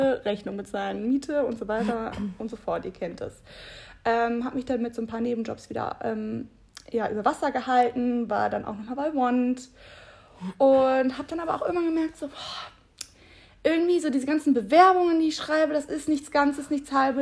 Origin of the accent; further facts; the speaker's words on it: Bad Honnef, North Rhine-Westphalia, Germany; moved away as an adult; also born or lived in Munich; now in Cologne, Germany; wieder zurück in meine Heimat nach Bad Honnef äh, gekommen.